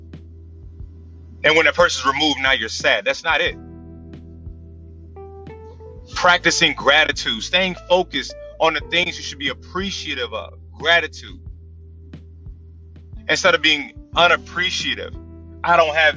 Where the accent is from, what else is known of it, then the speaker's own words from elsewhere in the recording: Tidewater, Virginia, United States; I'm from Tidewater